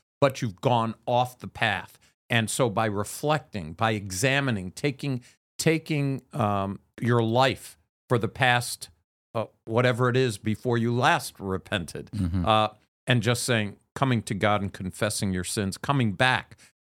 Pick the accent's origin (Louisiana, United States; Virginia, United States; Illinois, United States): Illinois, United States; Chicago; now in Philadelphia, United States; I came from Chicago, the windy city, and now I'm coming to Philadelphia.